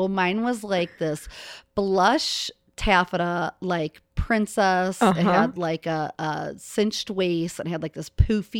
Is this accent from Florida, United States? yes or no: no; Cincinnati, Ohio, United States; Ran my first marathon here in Cincinnati. I'm from Cincinnati, born and raised.